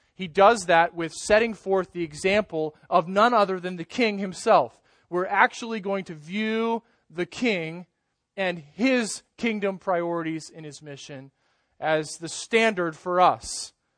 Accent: United States; grown up as an American Christian and lived in this country

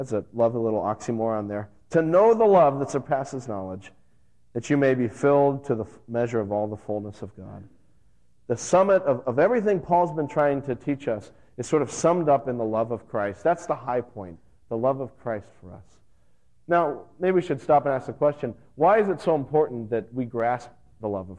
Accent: Las Vegas, Nevada, United States; now in New England, United States; I grew up out in Las Vegas, and I used to climb the rocky crags around the Vegas Valley

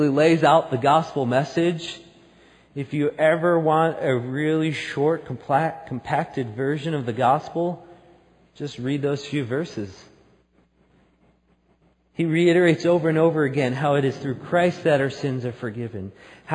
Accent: outside of New York City, United States; now in Salt Lake City, United States; I grew up outside of New York City.

